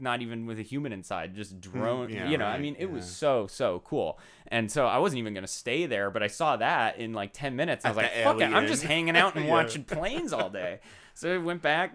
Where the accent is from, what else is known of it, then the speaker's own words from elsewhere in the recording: Arizona, United States; now in Los Angeles, United States; I am from Arizona